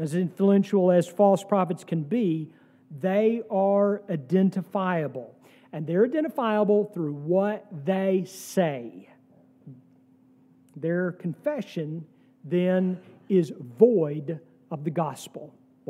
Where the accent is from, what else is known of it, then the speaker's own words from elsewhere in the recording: United States; an American Christian